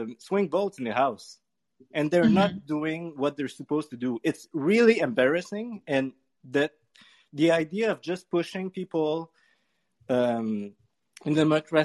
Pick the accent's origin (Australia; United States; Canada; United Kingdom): Canada; I'm French Canadian